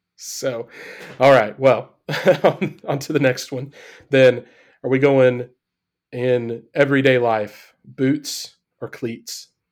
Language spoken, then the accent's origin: English; Midwest, United States; I grew up in the heart of the Midwest in a tiny little town